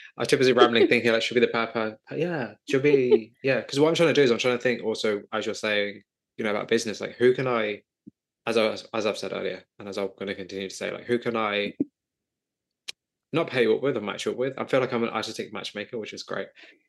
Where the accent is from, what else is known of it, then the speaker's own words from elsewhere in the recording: United Kingdom; I'm sure it's pronounced Levy, but I say Levy because I'm British.